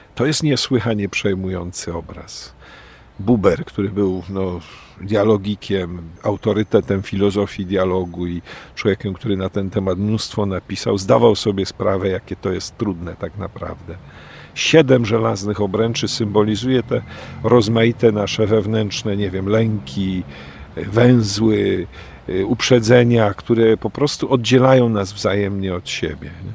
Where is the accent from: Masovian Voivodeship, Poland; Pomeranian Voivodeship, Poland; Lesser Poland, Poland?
Lesser Poland, Poland; Kraków; also born or lived in Oświęcim; Wychowywałem się najpierw w Oświęcimiu, potem w Krakowie